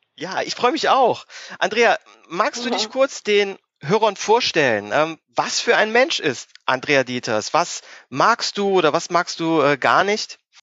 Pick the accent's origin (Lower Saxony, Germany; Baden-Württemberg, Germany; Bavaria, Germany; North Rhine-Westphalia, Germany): North Rhine-Westphalia, Germany; near Mönchengladbach; Ich äh, komme ja aus der Nähe von Mönchengladbach